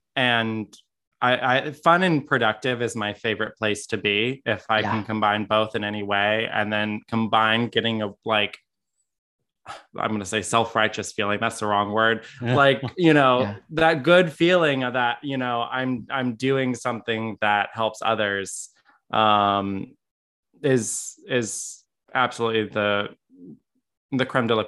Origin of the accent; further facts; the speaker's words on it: Florida, United States; I was born in Florida.